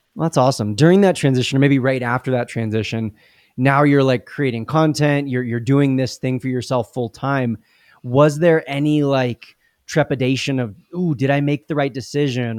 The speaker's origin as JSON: {"language": "English", "region": "Southern California", "country": "United States", "said": "we're both from Southern California"}